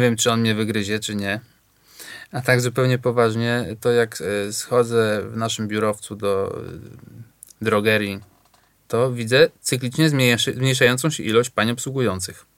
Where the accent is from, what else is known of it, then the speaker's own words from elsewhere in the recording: Warsaw, Masovian Voivodeship, Poland; ja się wychowałem na Natolinie, na Ursynowie